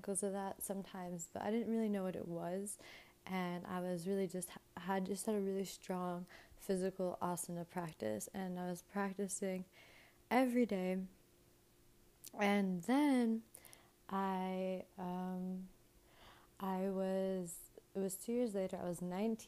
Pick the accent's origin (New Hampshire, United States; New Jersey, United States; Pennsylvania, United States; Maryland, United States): New Jersey, United States; moved away as an adult; also born or lived in Miami; I moved from my hometown in New Jersey to Miami to go to college